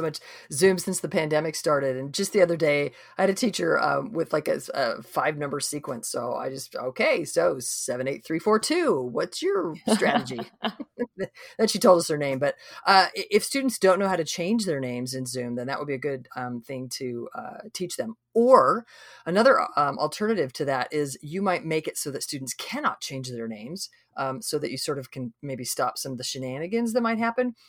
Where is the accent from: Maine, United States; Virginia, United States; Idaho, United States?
Idaho, United States; now in Texas, United States; we live in Texas. I grew up in Idaho.